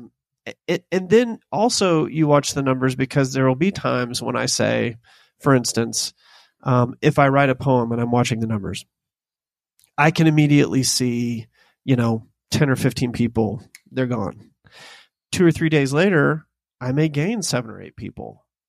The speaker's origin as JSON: {"language": "English", "region": "the South", "country": "United States", "said": "the poetry that I was born into as a Southerner"}